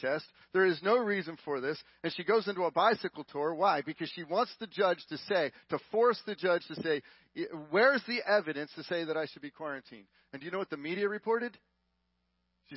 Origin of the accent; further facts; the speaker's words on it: Texas, United States; We're from Texas